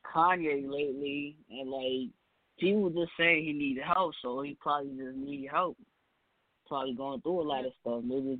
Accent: Jersey City, New Jersey, United States; I'm from Jersey City.

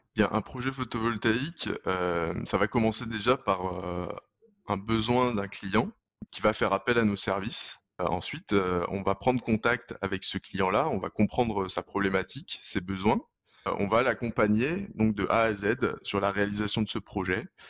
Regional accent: Lyon, Auvergne-Rhône-Alpes, France; je suis originaire de Lyon

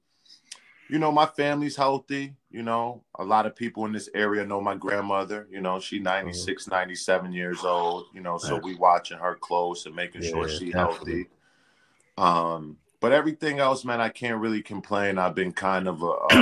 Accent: Bloomfield, Connecticut, United States; also born or lived in Hartford; I grew up in Bloomfield, right outside the city limits.

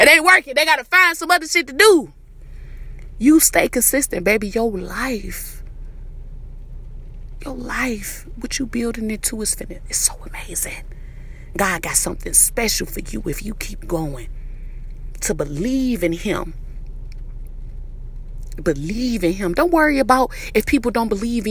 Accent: Detroit, Michigan, United States; I'm from Detroit, the east side

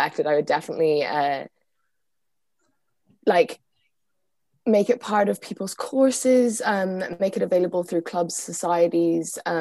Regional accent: Galway, Connacht, Ireland; I'm from Galway

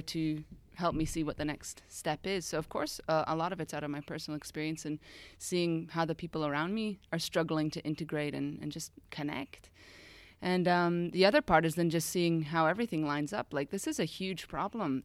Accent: United States; moved away as an adult; also born or lived in Austria; now in Switzerland; I'm originally from the States, grew up there, and moved over to Europe just after university

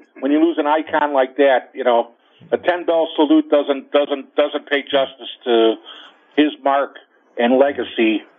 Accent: Chicago, Illinois, United States; I grew up on the South Side

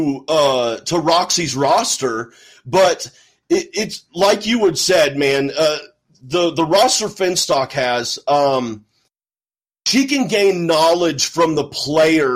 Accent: Houston, Texas, United States; moved away; also born or lived in Ohio; I was born in Ohio but raised in Houston for the first bit of my life

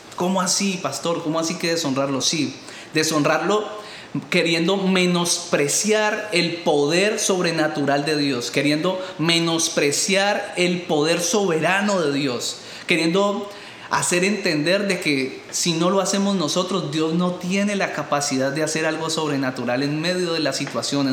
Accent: Colombia; moved away; tantos problemas que hay en mi país de origen

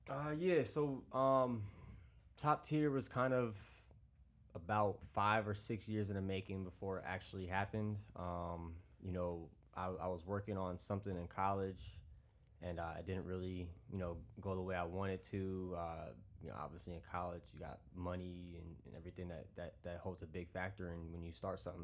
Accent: Long Island, New York, United States; moved away as an adult; now in Charlotte, United States; I'm originally from New York, based here in Long Island.

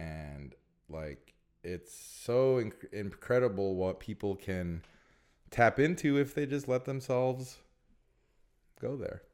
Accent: Illinois, United States; now in California, United States; we're both from Illinois

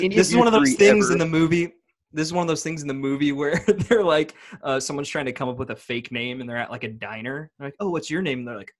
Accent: United States; changed the tire, drove it there myself because I'm an American.

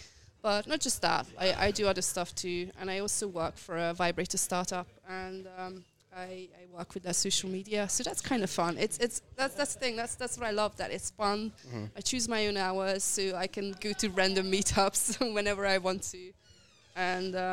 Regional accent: Hungary; moved away as an adult; also born or lived in London; now in Budapest, Hungary; I am from Hungary. I lived in London

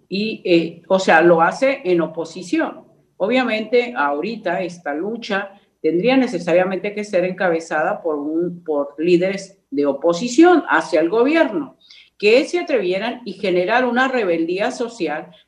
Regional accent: Mexico; todos los mexicanos somos iguales

